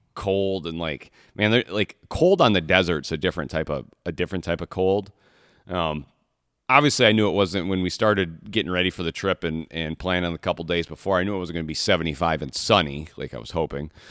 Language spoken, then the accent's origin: English; Michigan, United States; I'm from, I'm born and raised in Michigan.